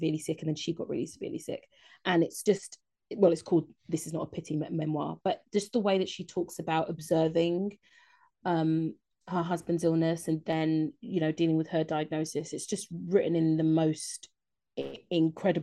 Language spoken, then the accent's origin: English; London, United Kingdom; Being a Londoner